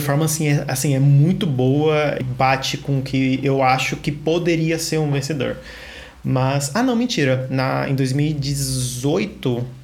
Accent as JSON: {"language": "Portuguese", "region": "São Paulo", "country": "Brazil", "said": "tenho 26 anos, é sou da Zona Sul de São Paulo."}